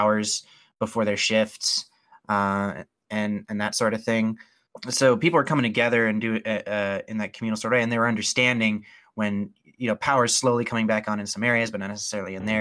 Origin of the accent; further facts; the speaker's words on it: Spokane, Washington, United States; I'm from Spokane, Washington